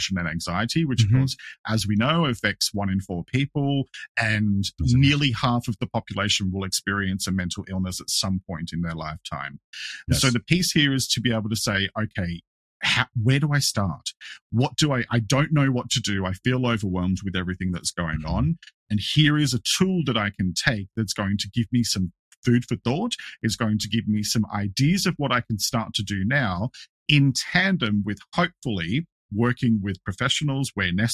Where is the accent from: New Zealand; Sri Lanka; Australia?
Australia; I'm an Australian.